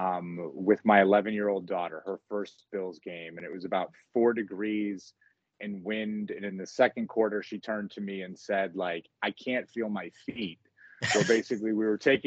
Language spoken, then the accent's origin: English; Rochester, New York, United States; myself growing up in the Rochester area